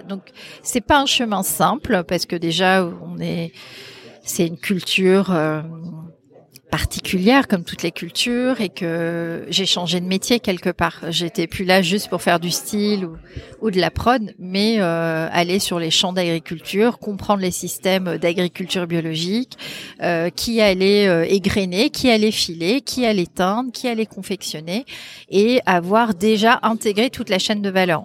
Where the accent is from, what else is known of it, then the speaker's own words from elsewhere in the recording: Brittany, France; also born or lived in Paris; mon mari, qui est breton comme moi, parce qu'on est breton